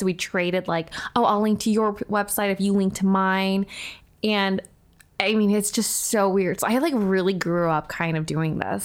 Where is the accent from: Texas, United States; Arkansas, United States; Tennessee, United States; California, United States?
California, United States; Irvine; moved away as an adult; now in Los Angeles, United States; I did a bulk of, like, my substantial growing up in Irvine